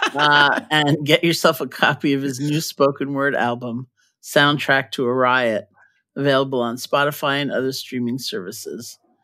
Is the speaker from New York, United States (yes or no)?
yes; New York City, New York, United States; moved away; I grew up in New York